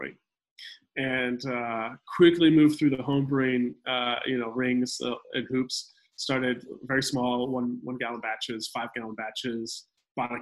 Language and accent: English; Arizona, United States; moved away as an adult; also born or lived in Brooklyn; I was born in Arizona. We recently came back to Arizona after having our first child